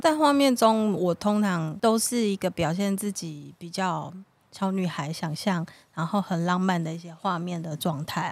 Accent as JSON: {"language": "Chinese", "country": "Taiwan", "said": "他就代表我们台湾人，嗯，代表我自己"}